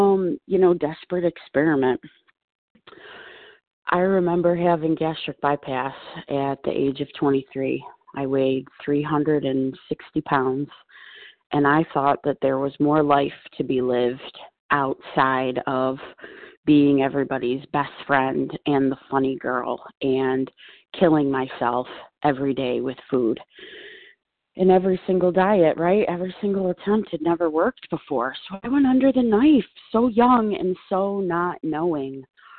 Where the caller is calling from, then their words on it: Buffalo, New York, United States; I am calling from Buffalo.